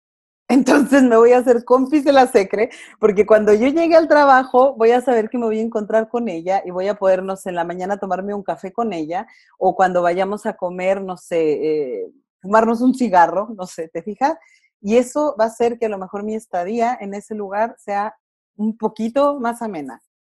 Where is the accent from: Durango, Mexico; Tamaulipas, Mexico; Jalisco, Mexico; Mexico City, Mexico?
Durango, Mexico; moved away as an adult; now in Chile; yo soy mexicana, soy de Durango, pero tengo ocho años residiendo en Chile